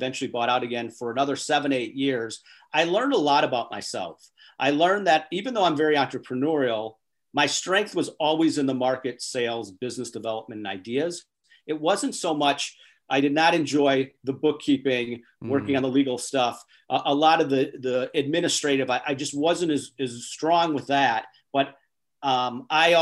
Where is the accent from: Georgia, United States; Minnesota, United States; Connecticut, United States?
Minnesota, United States; Minneapolis; also born or lived in Wisconsin / South Florida; now in Chicago, United States; I grew up in Minneapolis. I went to school in Wisconsin